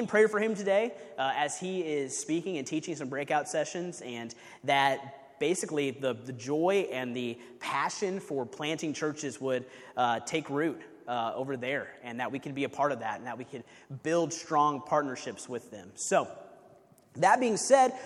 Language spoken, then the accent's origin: English; Kansas City, United States; moved away as an adult; We're originally from Kansas City, where I was on staff at a church in Kansas City